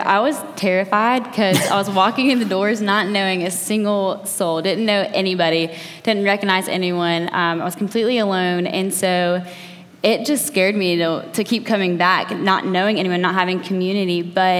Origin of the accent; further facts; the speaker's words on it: Athens, Georgia, United States; I just graduated college 2 years ago, and I'm from Athens originally, so I went away for college, moved back home 2 years ago